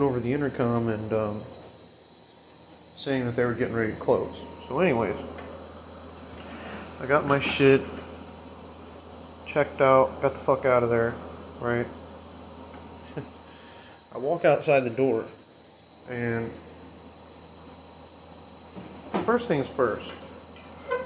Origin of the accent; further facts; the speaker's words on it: Illinois, United States; here in my hometown, in Illinois